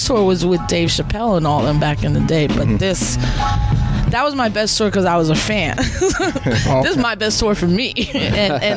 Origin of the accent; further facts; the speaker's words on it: New York City, New York, United States; I'm born and raised in the South Bronx